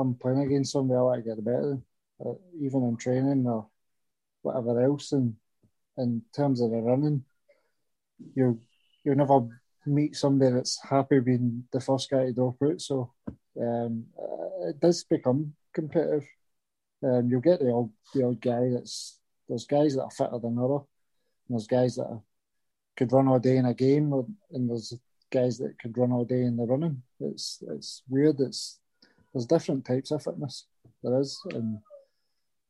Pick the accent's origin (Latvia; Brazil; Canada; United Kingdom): United Kingdom; Scotland; moved away as an adult; All my pals growing up in Garfarnock